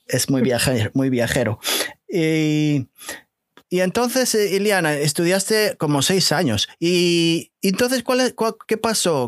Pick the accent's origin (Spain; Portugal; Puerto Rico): Portugal; now in New Jersey, United States; soy portugués